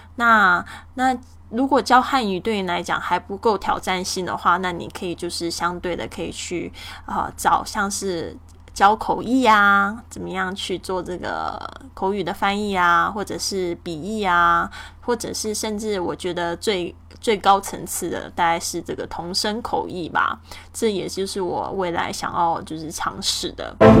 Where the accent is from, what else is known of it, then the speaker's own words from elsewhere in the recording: Kaohsiung, Taiwan; 我家乡的这个高雄的